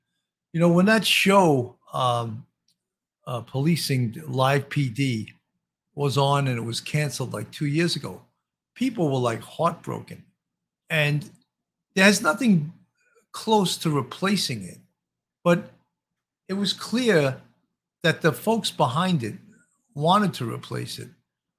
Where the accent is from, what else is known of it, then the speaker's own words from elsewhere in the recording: Baltimore, Maryland, United States; I'm originally from Baltimore.